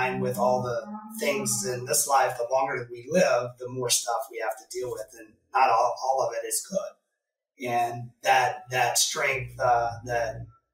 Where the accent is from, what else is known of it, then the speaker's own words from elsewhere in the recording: Oklahoma, United States; now in Midwest, United States; I grew up in Oklahoma